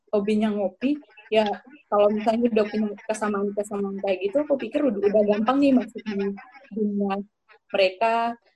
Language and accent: Indonesian; Sumba, East Nusa Tenggara, Indonesia; Um, di situ kulturnya otomatis beda ya antara di tempatku di Sumba sama Kupang.